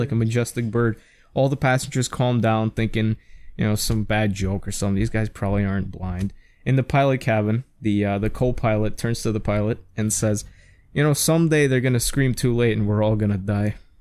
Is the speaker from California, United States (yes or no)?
no; New York City, New York, United States; growing up in New York City